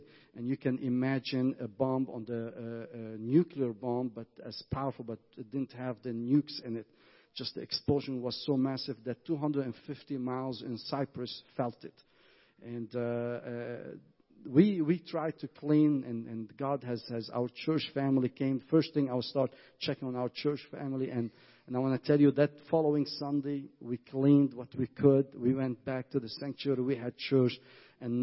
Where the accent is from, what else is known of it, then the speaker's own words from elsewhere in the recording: Lebanon; I grew up in the Civil War